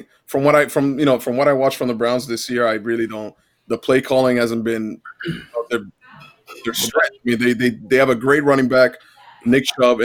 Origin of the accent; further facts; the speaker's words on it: Rome, Lazio, Italy; now in Philadelphia, United States; born and raised in Rome, capital of the world.